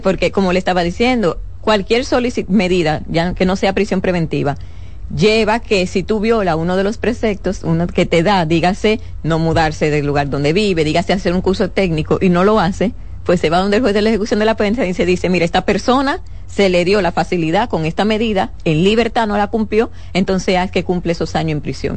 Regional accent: Dominican Republic; como ciudadano dominicano

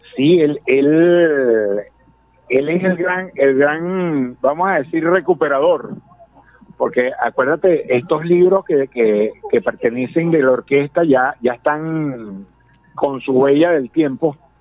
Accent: Lara, Venezuela; como larenses, como venezolanos

